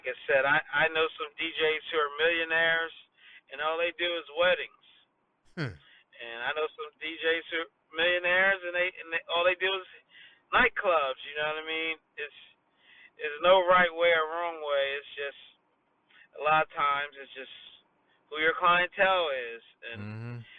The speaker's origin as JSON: {"language": "English", "town": "Wilmington", "region": "Delaware", "country": "United States", "also_born_or_lived": "Dover, Delaware", "said": "even though I'm from Wilmington and I just went to Dover"}